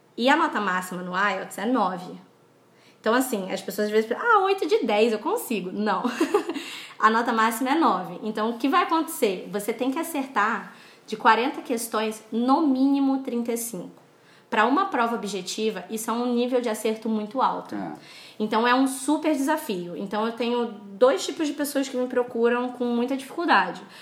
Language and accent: Portuguese; Brazil